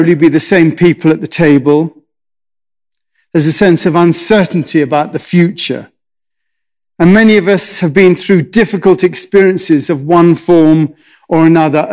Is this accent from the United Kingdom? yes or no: yes; England, United Kingdom; I'm English